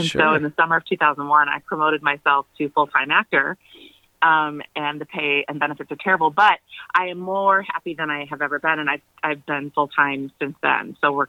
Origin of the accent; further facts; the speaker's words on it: Champaign, Illinois, United States; moved away as an adult; also born or lived in Chicago, United States; now in Los Angeles, United States; I was born in Champaign, which is downstate where the university is. But I lived in Chicago for about 14, 15 years before I moved to LA. So I feel like Chicago is my home.